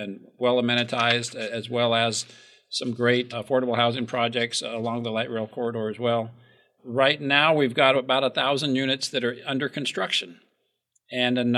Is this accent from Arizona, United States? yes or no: yes; Mesa, Arizona, United States; When I was a kid growing up in Mesa, the downtown was very vibrant.